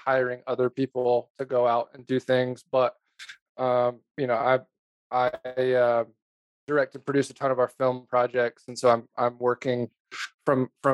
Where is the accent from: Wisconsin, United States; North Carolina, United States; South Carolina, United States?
South Carolina, United States; Aiken County; moved away as an adult; also born or lived in Kansas City / Seattle; now in Bozeman, United States; I grew up in Aiken County, South Carolina